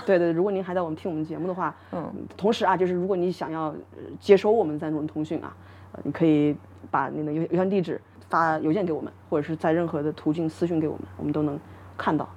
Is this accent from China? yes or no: yes; Hunan, China; now in Melbourne, Australia; 我是湖南人